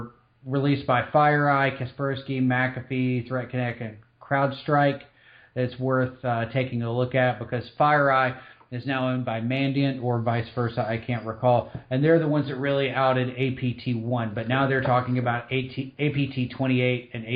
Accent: Eastern Tennessee, United States; moved away; I'm originally from Eastern Tennessee

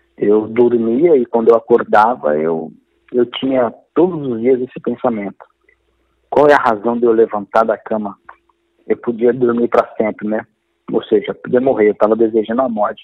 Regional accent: Diadema, São Paulo, Brazil; nasci em Diadema

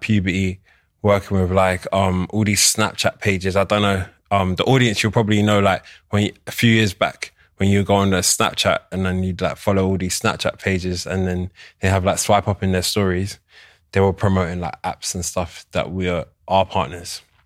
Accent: London, United Kingdom; I'm born and raised in London, but I'm Nigerian, Igbo.

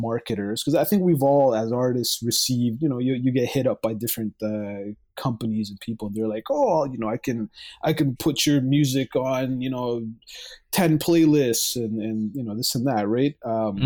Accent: Mississauga, Ontario, Canada; I'm from Canada. I'm from Mississauga, Ontario, right next to Toronto.

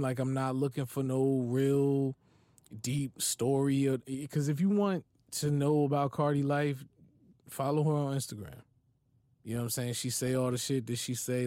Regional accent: East Orange, New Jersey, United States; I'm from East Orange.

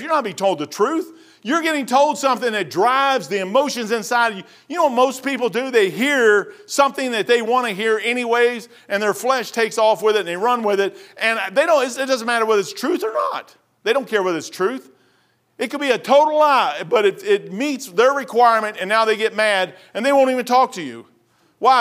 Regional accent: Kentucky, United States; I was born and raised in Kentucky

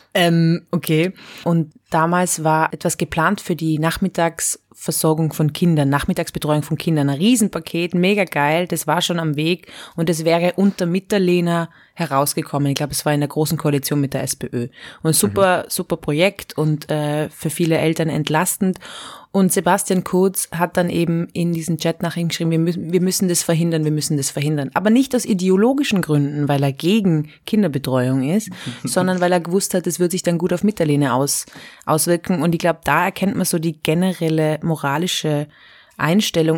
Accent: Innsbruck, Tyrol, Austria; moved away as an adult; now in Vienna, Austria; ich bin ja mit 18 schon von Innsbruck nach Wien gezogen

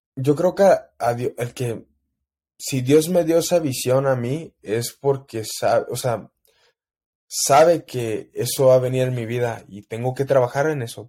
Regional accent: El Paso, Texas, United States; en El Paso, mi pueblo

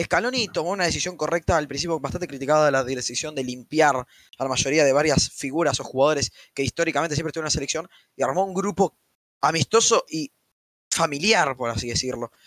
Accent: Argentina; desde mi punto de vista como argentino

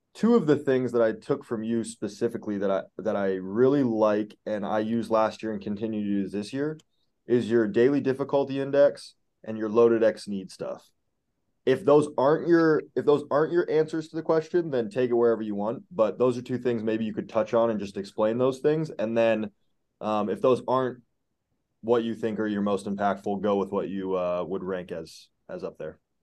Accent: Alaska, United States; I grew up in Alaska

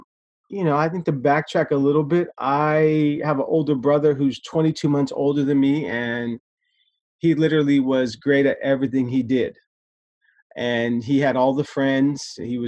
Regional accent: Stockton, California, United States; moved away as an adult; now in Redding, United States; I'm born and raised in Stockton, California. Right now, my current position, I've been in Reading for 4 years.

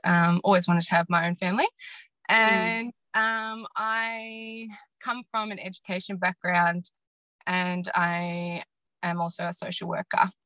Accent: Gippsland, Victoria, Australia; I grew up in Gippsland area, and in regional, in a small regional town.

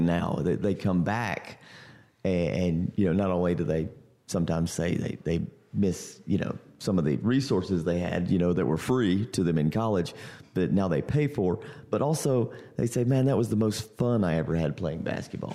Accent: Central North Carolina, United States; I grew up in Central North Carolina

